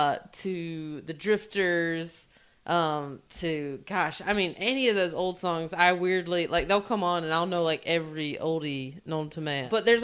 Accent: North Carolina, United States; I'm from North Carolina.

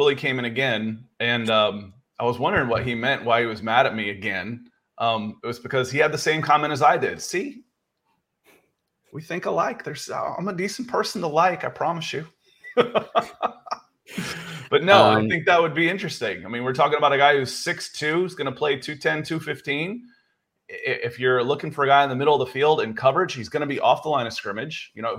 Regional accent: Atlanta, Georgia, United States; that's what was strange growing up in Atlanta, is you only got to watch your team when they were on the road in the 80s.

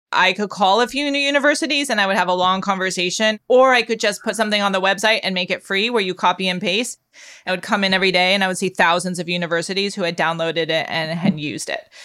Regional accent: Palo Alto, California, United States; When I grew up, nobody knew where Palo Alto was

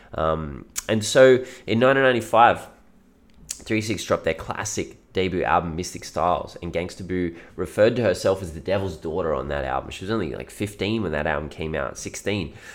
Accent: Australia; I am Australian

